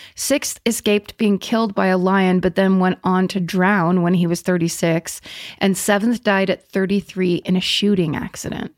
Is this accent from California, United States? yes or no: yes; Petaluma, California, United States; my hometown, when I was growing up in Petaluma in the seventies